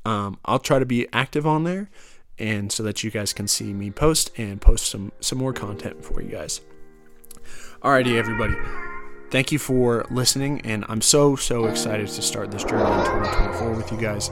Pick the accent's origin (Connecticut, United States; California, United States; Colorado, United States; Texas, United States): Colorado, United States; Denver; I'm from Denver